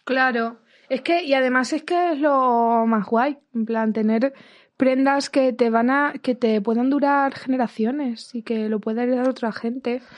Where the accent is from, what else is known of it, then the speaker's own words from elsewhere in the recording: Ciudad Real, Castilla-La Mancha, Spain; moved away; me crié en Ciudad Real